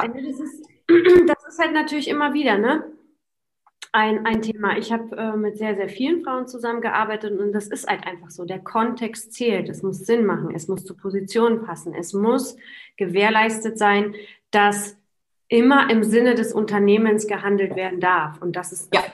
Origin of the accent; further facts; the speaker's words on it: Poland; moved away; selber als Polen